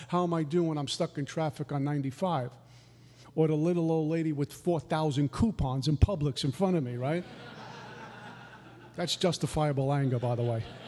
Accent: New York City, New York, United States; also born or lived in Minnesota; I was a new kid, a punk from Brooklyn.

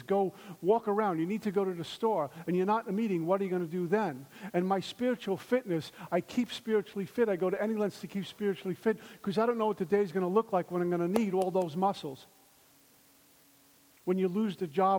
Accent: New York City, New York, United States; also born or lived in Minnesota; I'm from Brooklyn

